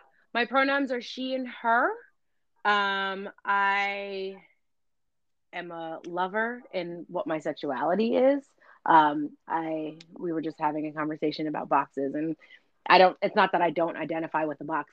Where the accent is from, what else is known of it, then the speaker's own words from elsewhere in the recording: New York City, New York, United States; I'm from the Lower East Side